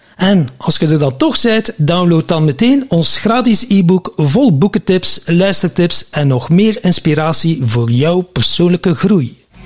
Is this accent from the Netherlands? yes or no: no; Flanders, Belgium; wij als Vlamingen